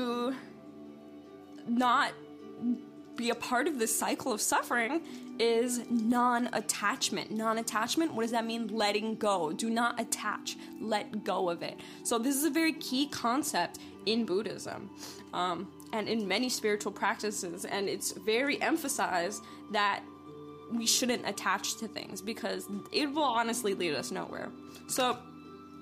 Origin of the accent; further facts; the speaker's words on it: New York, United States; moved away as an adult; I'm originally from the East Coast, from New York